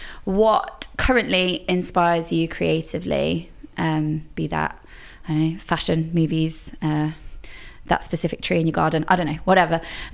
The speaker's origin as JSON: {"language": "English", "town": "Nottingham", "region": "East Midlands", "country": "United Kingdom", "said": "I'm from Nottingham."}